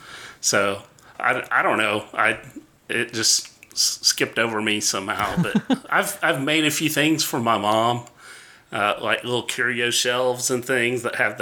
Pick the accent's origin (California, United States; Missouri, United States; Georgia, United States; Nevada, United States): Georgia, United States; Atlanta; I grew up here in Atlanta, and my parents and family are very Southern. You know, they have the accent, mm-hmm. you know, Southern accent.